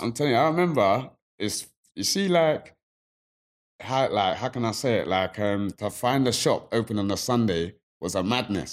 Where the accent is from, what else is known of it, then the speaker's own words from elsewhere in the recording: London, United Kingdom; also born or lived in Pimlico; me growing up in Peckham and being at Granny's on the weekend, I grew up in Pimlico too